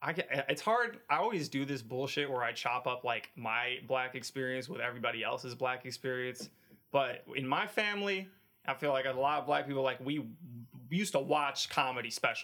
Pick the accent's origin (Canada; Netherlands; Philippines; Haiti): Canada; born there; But they're in Canada, so I was born in Canada. All the Arab side, the Lebanese side is in Canada, and the black side is in the United States.